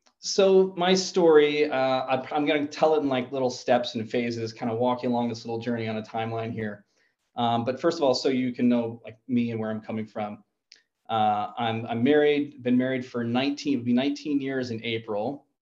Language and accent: English; New Jersey, United States; moved away as an adult; also born or lived in Virginia / San Diego, California; now in Boise, United States; I'm from a little bit all over. I was born in Virginia, raised in New Jersey. And then the Navy, which I'll talk about a little bit throughout my story, brought me to San Diego, California. And that's where I was for about 20 years.